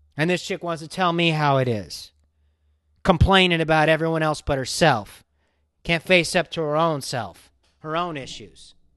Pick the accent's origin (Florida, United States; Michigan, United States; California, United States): California, United States; Los Angeles; I grew up in Hollywood